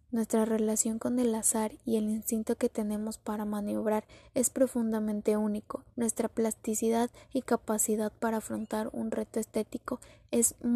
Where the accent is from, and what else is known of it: Mexico